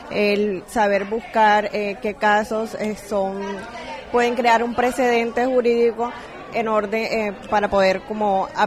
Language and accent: Spanish; Colombia; Yo soy colombiana.